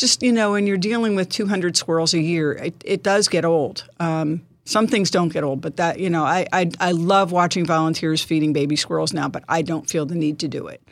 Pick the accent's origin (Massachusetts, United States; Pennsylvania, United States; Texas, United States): Pennsylvania, United States; Bucks County; moved away as an adult; now in Poconos, United States; Originally from Bucks County, uh, graduated from Neshaminy High School